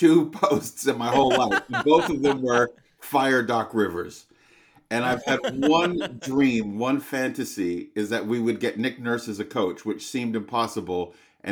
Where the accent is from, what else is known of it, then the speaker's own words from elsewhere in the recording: Vancouver, British Columbia, Canada; also born or lived in London, England; I grew up here in Vancouver. I wanted to work in the financial market. So I moved to London, England when I was 19 years old